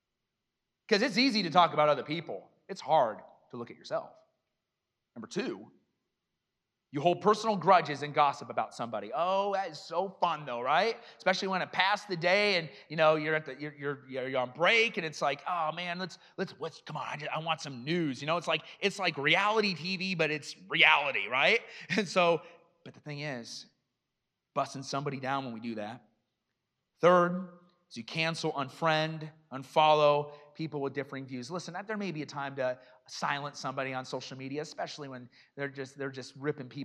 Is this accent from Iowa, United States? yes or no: yes; Iowa, United States; now in Kenosha, United States; I grew up in Iowa and I would go out in the farm fields